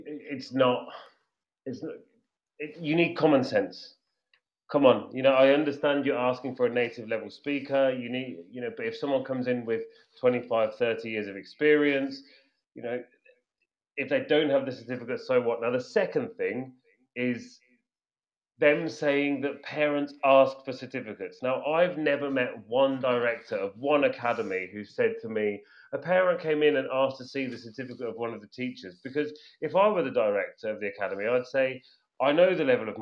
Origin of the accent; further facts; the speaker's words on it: England, United Kingdom; accent: British English; I am English. I speak a very British English